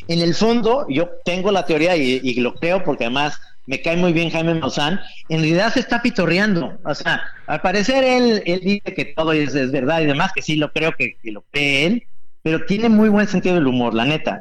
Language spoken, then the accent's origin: Spanish; Mexico; somos todos los mexicanos